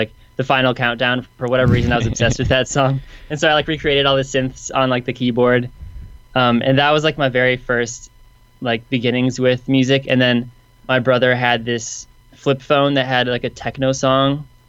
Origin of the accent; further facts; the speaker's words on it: Michigan, United States; now in Nashville, United States; I'm from Michigan